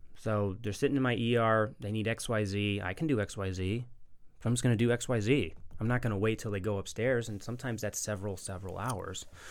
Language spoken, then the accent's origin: English; Chicago, Illinois, United States; moved away as an adult; also born or lived in Kansas City / West Virginia; now in Birmingham, United States; I'm originally from Chicago, born and raised